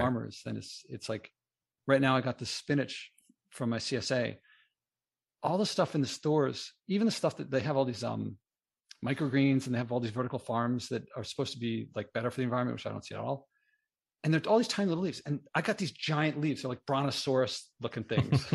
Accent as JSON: {"language": "English", "town": "Philadelphia", "region": "Pennsylvania", "country": "United States", "tie": "born or raised there", "moved": "yes", "lives_now": "New York City, United States", "said": "I grew up in Philadelphia and moved to New York City"}